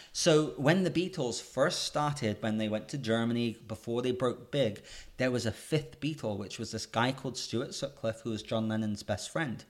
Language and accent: English; England, United Kingdom; moved away; I'm a Brit, I'm a British kid